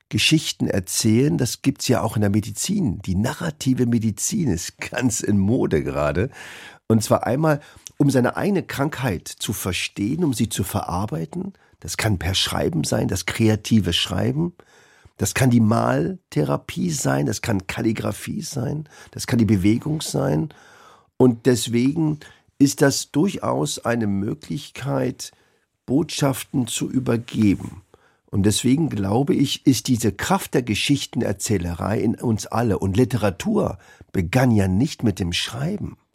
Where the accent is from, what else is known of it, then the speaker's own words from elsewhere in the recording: Berlin, Germany; born there; Ich bin ja in Berlin geboren.